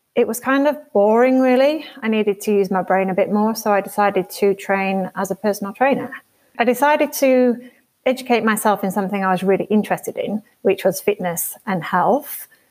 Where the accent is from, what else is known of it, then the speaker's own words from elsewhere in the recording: York, Yorkshire and the Humber, United Kingdom; moved away as an adult; also born or lived in Edinburgh / Leeds; now in Australia; I grew up in a place called York, which is in North Yorkshire in northern England, northeast England